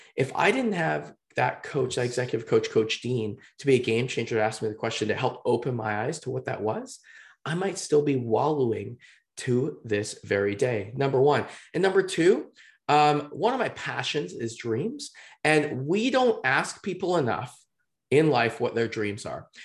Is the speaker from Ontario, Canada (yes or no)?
no; just outside of Vancouver, British Columbia, Canada; I'm from just outside of Vancouver, British Columbia